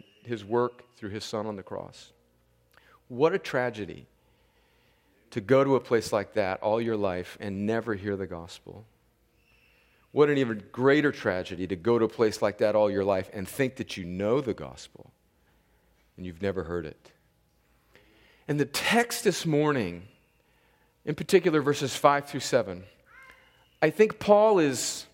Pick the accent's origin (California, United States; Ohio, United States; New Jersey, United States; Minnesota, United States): California, United States; Southern; I grew up in a church in my hometown in Southern California in the early 1970s